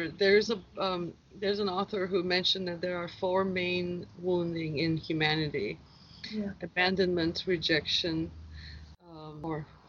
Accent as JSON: {"language": "English", "country": "Turkey", "tie": "born or raised there", "also_born_or_lived": "Seattle, United States", "moved": "yes", "lives_now": "Hawaii, United States", "said": "my journey started out growing up in Turkey 44 years ago"}